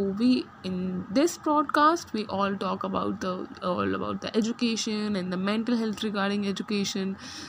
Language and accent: English; India; I'm from India.